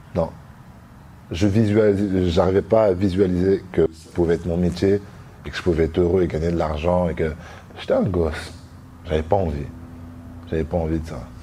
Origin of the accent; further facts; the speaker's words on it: La Roche-sur-Yon, Pays de la Loire, France; moved away as an adult; now in Paris, France; J'ai grandi, je suis né à La Roche-sur-Yon. J'ai grandi à La Roche-sur-Yon.